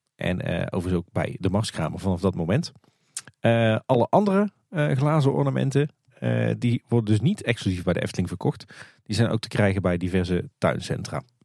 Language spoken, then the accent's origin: Dutch; Tilburg, North Brabant, Netherlands; De stad waar ik ben geboren en getogen